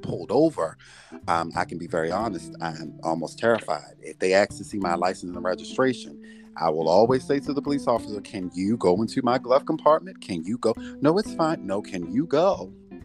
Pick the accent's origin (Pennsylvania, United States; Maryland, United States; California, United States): Maryland, United States; Baltimore; moved away as an adult; now in Philadelphia, United States; Originally, I'm from Baltimore